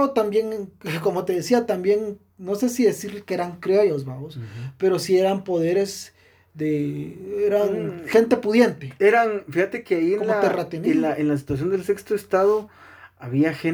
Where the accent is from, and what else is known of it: Quetzaltenango, Guatemala